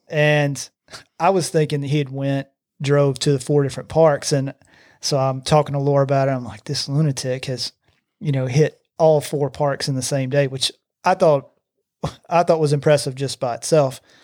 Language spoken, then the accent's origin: English; Gardendale, Alabama, United States; I grew up in Gardendale